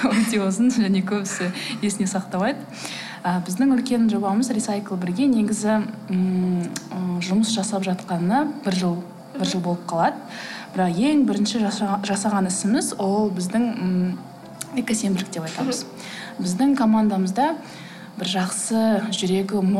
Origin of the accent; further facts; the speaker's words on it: Kazakhstan; moved away; мен мысалы ауылда өстім